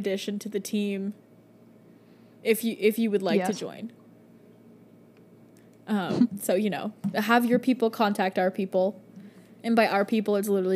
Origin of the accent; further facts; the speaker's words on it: Canada; We're so Canadian